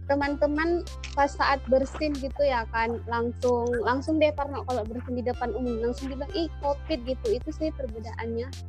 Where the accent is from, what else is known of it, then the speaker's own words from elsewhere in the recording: Tanjung Balai, North Sumatra, Indonesia; Sebelumnya, perkenalkan saya … asal dari Tanjung Balai, Kota Tanjung Balai.